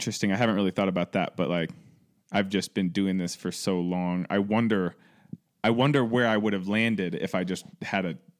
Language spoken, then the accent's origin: English; Cleveland, Ohio, United States; I'm from Cleveland.